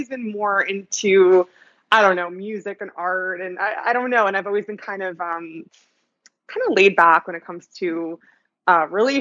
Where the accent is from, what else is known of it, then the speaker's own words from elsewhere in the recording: New Jersey, United States; moved away as an adult; now in New York, United States; I grew up in New Jersey, not far away.